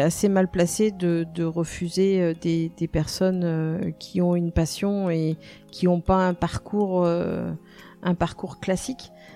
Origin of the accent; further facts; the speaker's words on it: Nantes, Pays de la Loire, France; now in Vannes, France; je suis née à Nantes. Euh, ça fait maintenant plus de 25 ans que je suis sur le secteur de Vannes